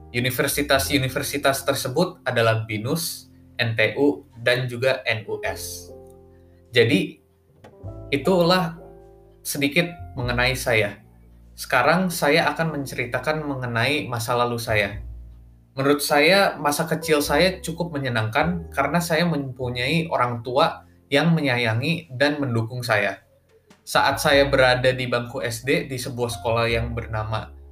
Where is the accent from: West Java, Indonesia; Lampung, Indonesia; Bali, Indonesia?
West Java, Indonesia; Bandung; now in Gading Serpong, Indonesia; Saya lahir di kota Bandung pada tanggal delapan belas Juni tahun dua ribu tiga